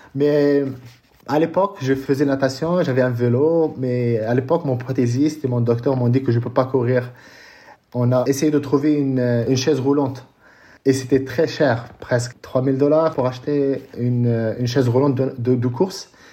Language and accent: French; Casablanca, Casablanca-Settat, Morocco; moved away as an adult; also born or lived in California / Colorado Springs; je suis né euh, à Casablanca